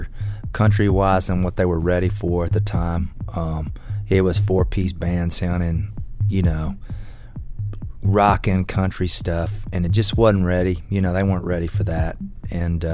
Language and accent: English; Southern Illinois, United States; moved away as an adult; now in Nashville, United States; I was from Southern Illinois